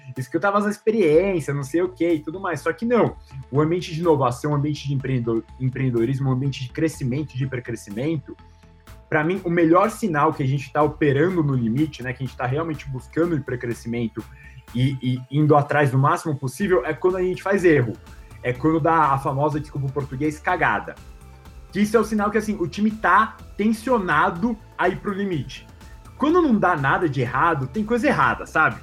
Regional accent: Brazil; a gente, como brasileiro

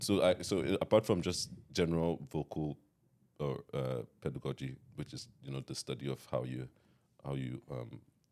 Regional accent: Nigeria; now in United States; When I came from Nigeria to America, I'd be singing in the rooms, and so everybody in the dorm was like, "This kid, this kid is always

